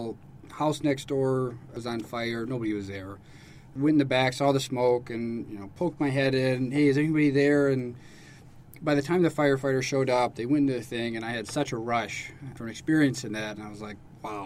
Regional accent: Michigan, United States; moved away as an adult; also born or lived in Alaska; now in Langley Air Force Base, United States; I'm from Michigan

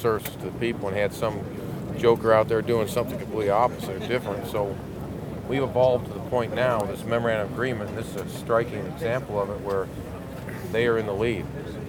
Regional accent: Hattiesburg, Mississippi, United States; I'm from Hattiesburg, Mississippi.

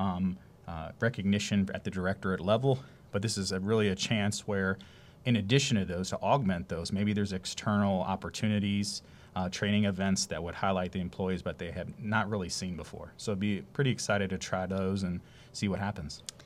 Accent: Youngstown, Ohio, United States; moved away as an adult; also born or lived in Greenville, South Carolina; now in Savannah, United States; I'm coming from Ohio, actually, up in the Youngstown area. Um, lived and moved, left there, you know, as going out for college up north.

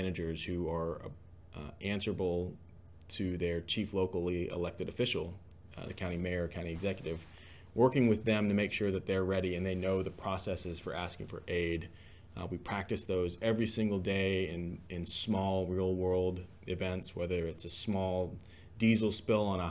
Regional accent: Georgia, United States; moved away as an adult; also born or lived in Ohio; now in Tennessee, United States; Originally from Georgia, grew up there.

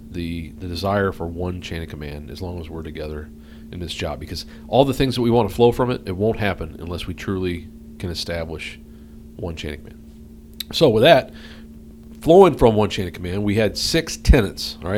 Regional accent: St. Louis, Missouri, United States; born there; moved away; I was born in St. Louis, and then kind of moved around. I was in a um, kind of a ministry family, and uh, moved all over the place, and then found found herself here in the Northwest in '86.

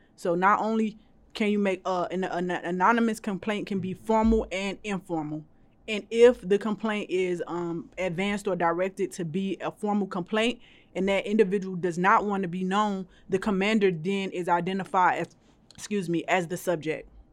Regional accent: Miami, Florida, United States; moved away; I am from Miami, Florida. I love that place. I love going back home to visit my family

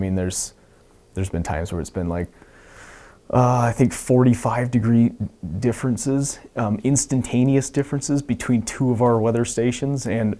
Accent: Wisconsin, United States; now in Alaska, United States; Because in Wisconsin, it certainly does get cold.

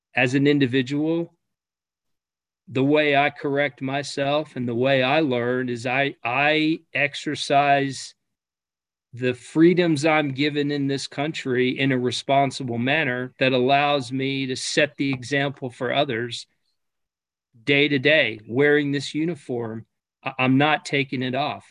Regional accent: United States; as an American

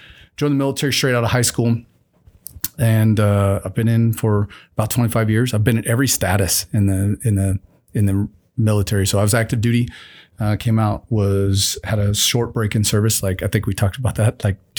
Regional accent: Osage Beach, Missouri, United States; Originally from Missouri, if you've ever seen the show Ozark, that's where I'm from. I grew up in the Ozarks. I was born in Osage Beach. Grew up on the lake.

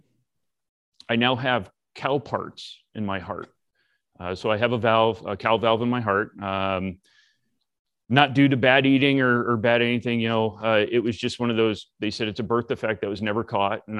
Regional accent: Massachusetts, United States; moved away as an adult; also born or lived in Florida; I'm originally from Massachusetts as well

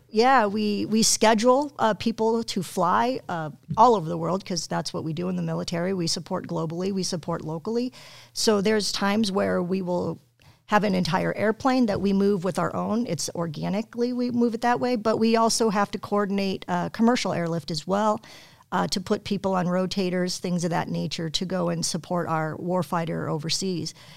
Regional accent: Aurora, Colorado, United States; moved away as an adult; also born or lived in Wyoming; now in Illinois, United States; I'm from Colorado

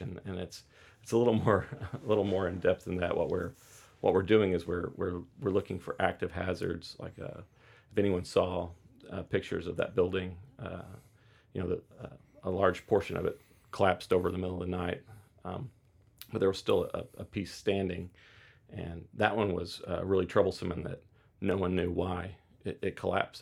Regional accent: Oklahoma, United States; growing up in Oklahoma

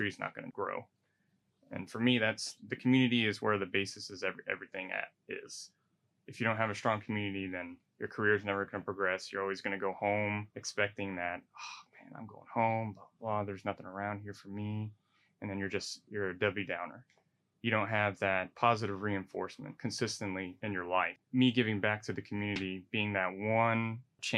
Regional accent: Hawaii, United States; moved away; I was born and raised in Hawaii

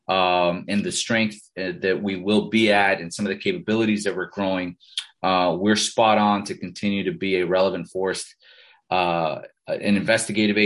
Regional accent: Miami, Florida, United States; first language Spanish; English is a second language; also born or lived in Costa Rica; I grew up in Miami, and I'm Hispanic, right? I'm Latino, born in Costa Rica, Parents immigrated here, when I was five. Spanish is my first language

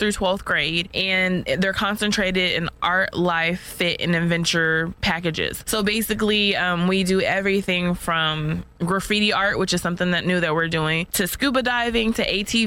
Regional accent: Colorado Springs, Colorado, United States; now in Texas, United States; I didn't grow up here in Texas, but I grew up in Colorado Springs, which Fort Carson is right there

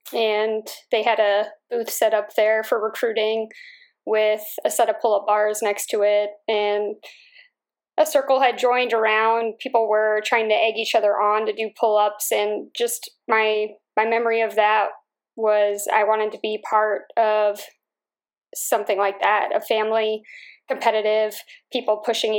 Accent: Holland, Pennsylvania, United States; I grew up in Bucks County, which is an area in Northeast Philadelphia. It's a town called Holland.

